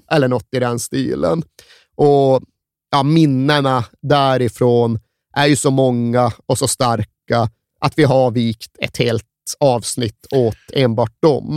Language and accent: Swedish; Sweden; moved away; jag växte upp där jag växte upp. Jag hade 130 mil till